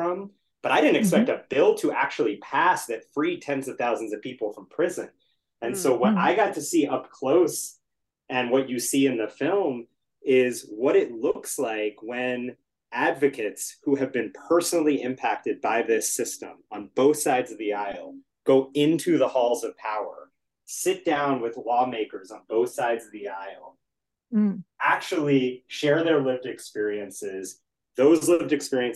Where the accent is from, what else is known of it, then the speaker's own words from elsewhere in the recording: Washington, District of Columbia, United States; I grew up in the Washington area.